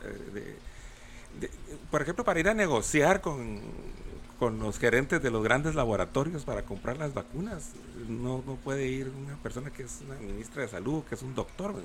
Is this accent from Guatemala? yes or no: yes; Guatemala City, Guatemala Department, Guatemala; yo también soy capitalino y también toda mi vida viví allá